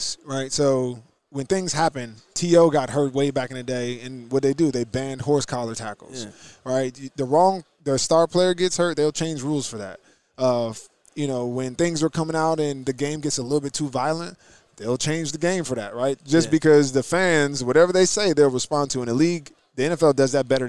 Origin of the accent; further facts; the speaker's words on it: New Jersey, United States; I'm from New Jersey. So I understood, you know, a few things about what it means to, you know, grow up in that kind of area